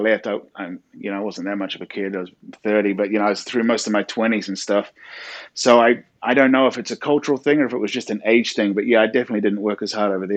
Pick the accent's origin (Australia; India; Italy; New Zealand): New Zealand; moved away as an adult; also born or lived in New York City, United States / California, United States; now in South Carolina, United States; I'm originally from New Zealand, and I moved to the States back in 2006, originally to New York City.